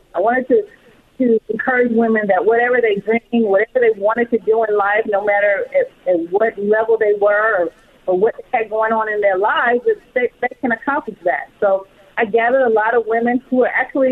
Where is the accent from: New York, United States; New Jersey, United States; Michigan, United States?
Michigan, United States; Flint; moved away as an adult; now in California, United States; I grew up in Flint, Michigan.